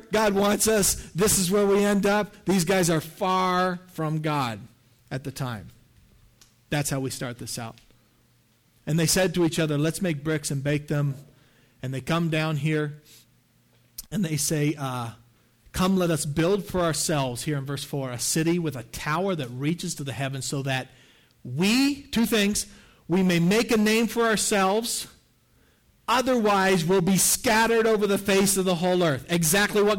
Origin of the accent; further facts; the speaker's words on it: the Maritimes, Canada; I'm from the Maritimes in Canada, so this is my ancestry